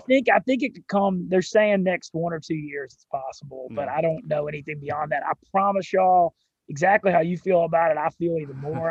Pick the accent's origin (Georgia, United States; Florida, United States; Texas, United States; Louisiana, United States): Louisiana, United States; Monroe; I'm actually from Louisiana, and I grew up in Monroe, Louisiana